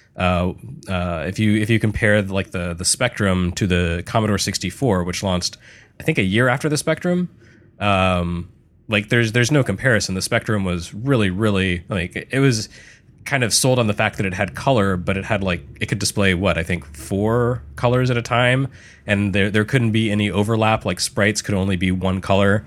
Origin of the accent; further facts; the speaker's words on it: United States; we grew up in America